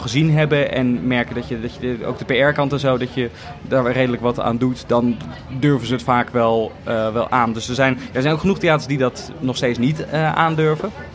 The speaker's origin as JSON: {"language": "Dutch", "town": "The Hague", "region": "South Holland", "country": "Netherlands", "tie": "born or raised there", "said": "ik kom uit Den Haag eigenlijk. En ik mhm. heb heel lang toneelcursussen gedaan bij het Korenhuis. Dat is een soort cultureel cursuscentrum"}